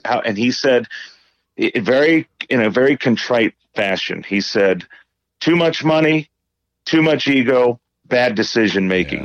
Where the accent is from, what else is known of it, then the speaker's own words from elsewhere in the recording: Indiana, United States; I grew up in Indiana as an Indiana Hoosier basketball fan